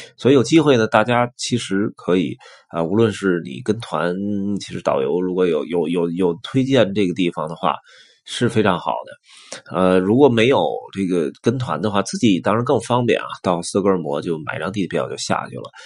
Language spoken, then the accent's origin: Chinese; China; 咱们中国其实包括北京啊，有一些地铁站也做得有点儿特色